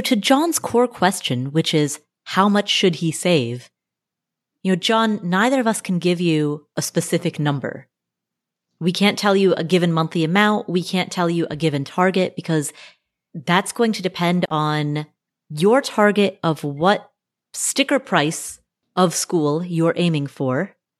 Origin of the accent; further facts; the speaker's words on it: Cincinnati, Ohio, United States; I am also from Cincinnati